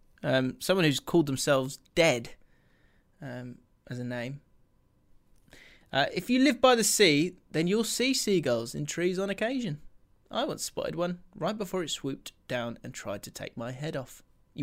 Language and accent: English; Scotland, United Kingdom; We've been together for a year and she's from California. I'm from Scotland.